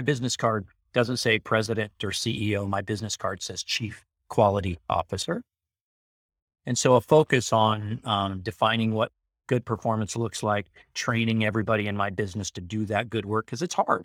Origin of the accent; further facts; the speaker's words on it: Carlsbad, California, United States; also born or lived in Long Beach; when I grew up in Carlsbad, there were no homeless people walking around